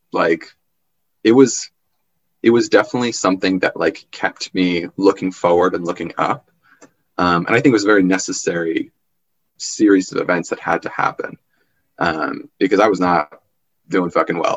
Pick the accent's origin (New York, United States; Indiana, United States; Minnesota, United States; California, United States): New York, United States; Long Island; my childhood growing up on Long Island